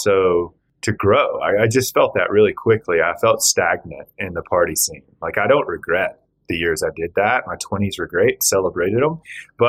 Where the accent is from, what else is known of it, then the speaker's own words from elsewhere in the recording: Georgia, United States; moved away as an adult; also born or lived in Austin, Texas / Alaska / Virgin Islands; I grew up in Georgia.